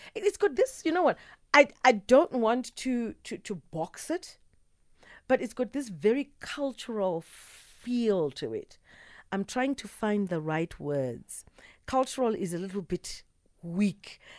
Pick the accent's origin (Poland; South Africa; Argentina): South Africa; I'm South African